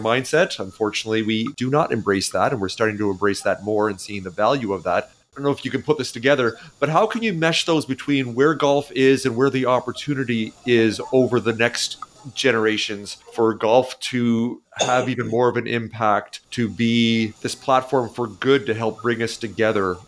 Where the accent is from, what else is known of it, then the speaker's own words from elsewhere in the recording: outside of Toronto, Ontario, Canada; moved away; I grew up in outside of Toronto